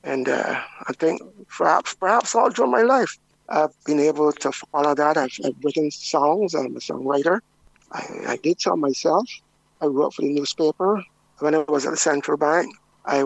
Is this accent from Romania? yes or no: no; Christ Church, Barbados; I grew up in Christchurch.